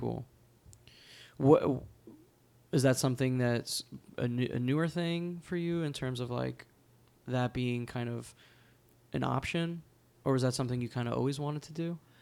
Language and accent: English; New Jersey, United States; now in New York City, United States; I grew up in New Jersey.